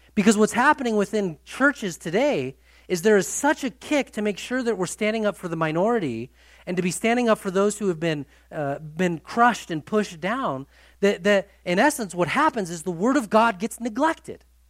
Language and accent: English; United States; we are from the United States of America